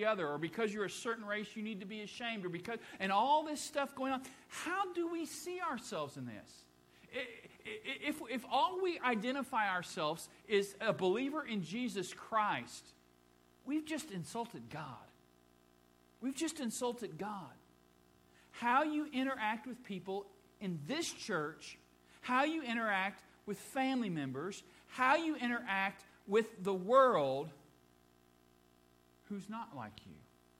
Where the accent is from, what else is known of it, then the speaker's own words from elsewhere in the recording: Midwest, United States; for me, I'm a Midwesterner. I grew up in the Midwest. I grew up north of the Mason-Dixon line.